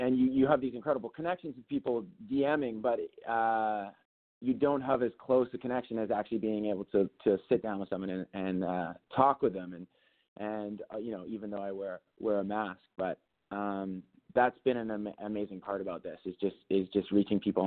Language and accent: English; British Columbia, Canada; moved away; I grew up in British Columbia, actually, so Seattle was not far away.